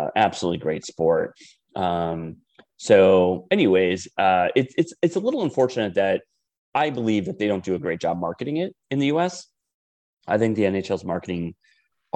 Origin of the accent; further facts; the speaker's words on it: Wisconsin, United States; moved away; we never had a hockey team growing up in Wisconsin